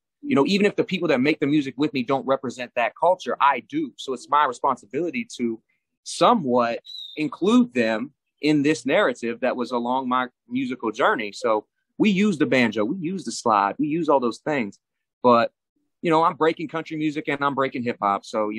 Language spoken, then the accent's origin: English; New Mexico, United States; also born or lived in Florida; I came up in the Southwest in New Mexico. When I moved to New Mexico from Florida, that's when it really started turning up.